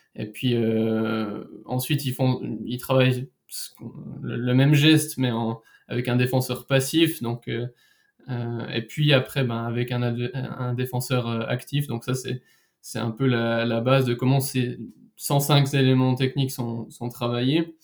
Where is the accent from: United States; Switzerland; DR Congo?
Switzerland; chez nous en Suisse